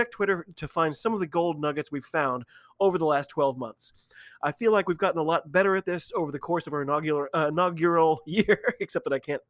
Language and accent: English; United States; I am an American